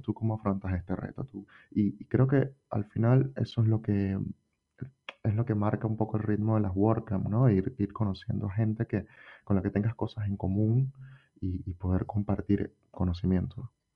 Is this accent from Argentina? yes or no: no; Venezuela; moved away as an adult; now in Spain; Yo soy venezolano